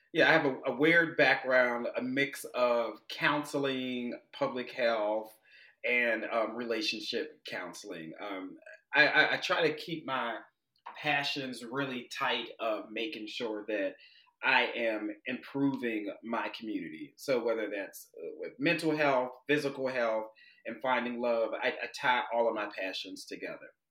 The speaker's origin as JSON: {"language": "English", "town": "Pittsburgh", "region": "Pennsylvania", "country": "United States", "tie": "born or raised there", "moved": "as an adult", "said": "I'm originally from Pittsburgh, Pennsylvania, the, the, steel city of the Steelers"}